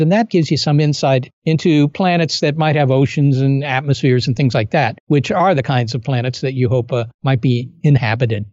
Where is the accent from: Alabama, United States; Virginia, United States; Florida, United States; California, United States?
Virginia, United States; I was born in Virginia, and I grew up there